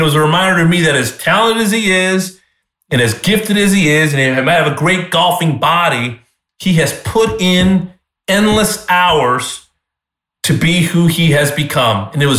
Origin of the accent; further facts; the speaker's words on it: Southern California, United States; I'm 4 years older than he is. He's from Southern California. I'm from Southern California.